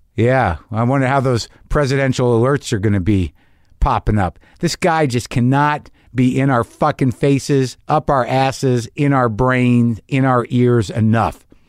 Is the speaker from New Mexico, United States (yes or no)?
yes; Albuquerque, New Mexico, United States; I grew up in New Mexico, like in Albuquerque